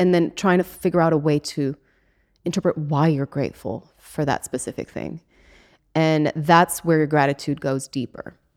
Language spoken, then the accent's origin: English; Switzerland; now in Los Angeles, United States; I come from Switzerland in the middle of nowhere, and now here I am in Hollywood